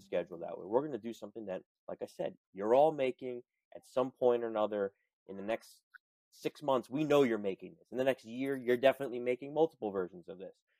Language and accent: English; New York City, New York, United States; as a native New Yorker, I was born and raised in in New York City.